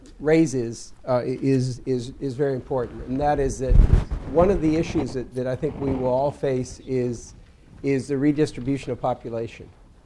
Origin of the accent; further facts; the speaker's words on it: Louisiana, United States; I hate to keep coming back to my home state, but it's my passion. But we face the same thing in Louisiana.